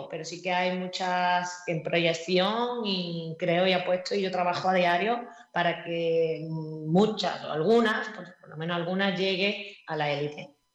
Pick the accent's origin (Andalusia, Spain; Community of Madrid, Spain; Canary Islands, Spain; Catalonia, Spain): Andalusia, Spain; Málaga; Como buena malagueña.